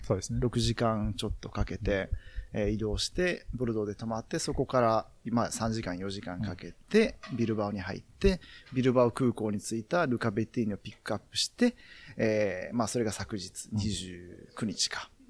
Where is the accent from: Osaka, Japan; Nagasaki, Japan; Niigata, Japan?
Osaka, Japan; Sakai; 自分、まあ、堺出身なんで、堺には